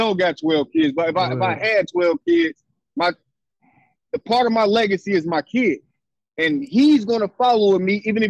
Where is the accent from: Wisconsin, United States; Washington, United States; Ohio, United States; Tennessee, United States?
Ohio, United States; Cincinnati; I'm from downtown Cincinnati, born and raised, right?